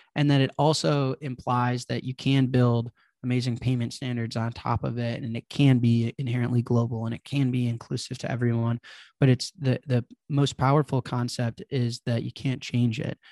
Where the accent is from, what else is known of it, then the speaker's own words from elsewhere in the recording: Chicago, Illinois, United States; I grew up in Chicago, there's, like, this drill scene